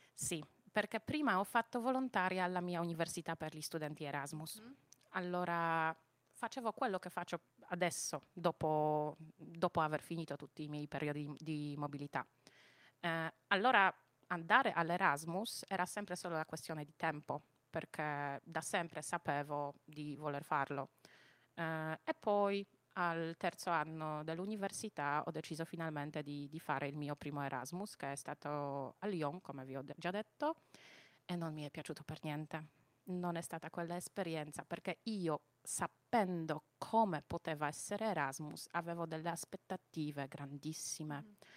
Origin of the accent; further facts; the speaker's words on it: Silesian Voivodeship, Poland; Italian is a second language; moved away as an adult; now in Bari, Italy; io sono polacca, ma vabbè, realmente sono silesiana